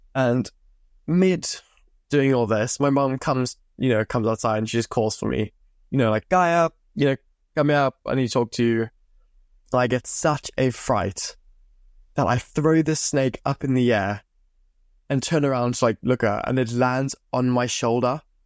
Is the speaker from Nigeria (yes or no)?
no; Zimbabwe; now in England, United Kingdom; I grew up in Zimbabwe. I moved over to England in two thousand fifteen